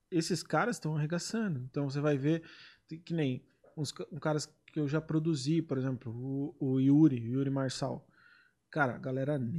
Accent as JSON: {"language": "Portuguese", "region": "São Paulo", "country": "Brazil", "said": "Não sou paulista da capital, né?"}